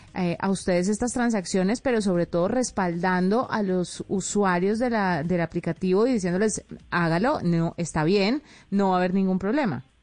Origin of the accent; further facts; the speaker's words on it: Colombia; una colombiana de a pie